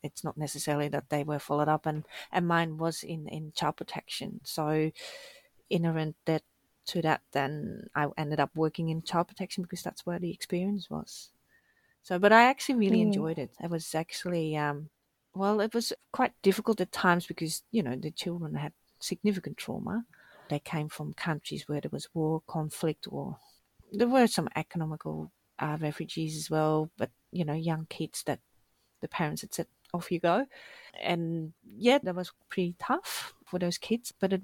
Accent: Netherlands; moved away as an adult; now in Australia; I started in the Netherlands. I'm from the Netherlands.

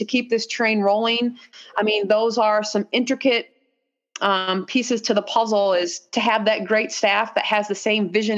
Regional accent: Mishawaka, Indiana, United States; being an outside kid growing up in Mishawaka

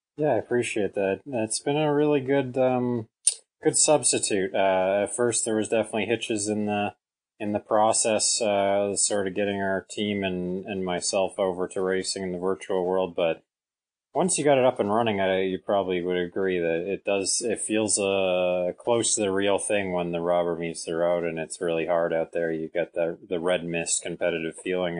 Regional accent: Canada; I'm from Canada. It snows quite a bit here

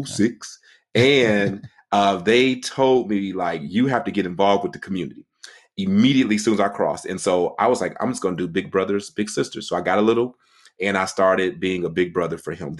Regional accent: Detroit, Michigan, United States; moved away as an adult; now in Washington, D.C., United States; I was born and raised in Detroit, Michigan. I was there for basically thirty years of my life

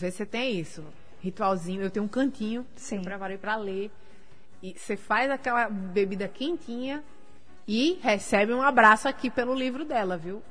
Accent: Natal, Rio Grande do Norte, Brazil; also born or lived in Portugal; Nascida e criada em Natal

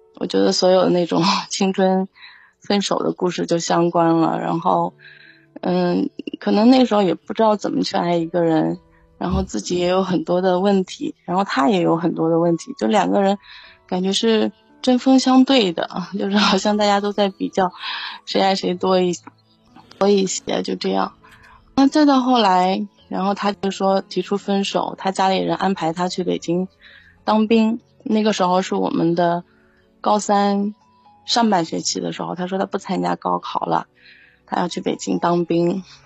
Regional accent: Xuzhou, Jiangsu, China; 我不是北京人，我老家是江苏徐州啊

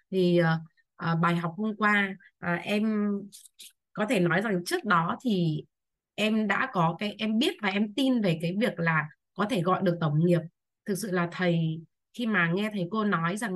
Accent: Bac Ninh, Vietnam; à, em sinh năm 1984 và em đến từ năm nay em 20 tuổi em đến từ Bắc Ninh ạ

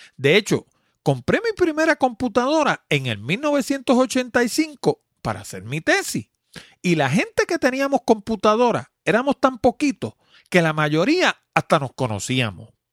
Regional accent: Puerto Rico

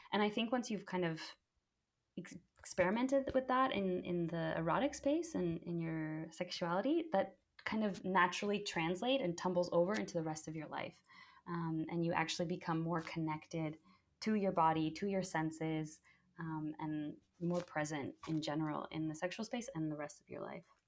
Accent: United States; growing up in the States

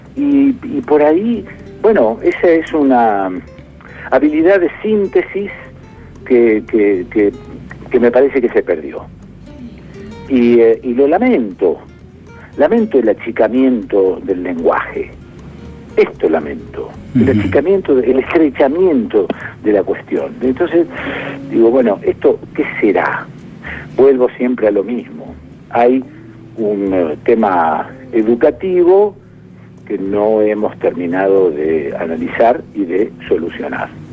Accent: Rosario, Santa Fe, Argentina; moved away as an adult; also born or lived in Buenos Aires; yo en el caso mío de mi infancia en Rosario, en el campo, y luego el periodo de laburo en Rosario y después el periodo de laburo en eh, Buenos Aires

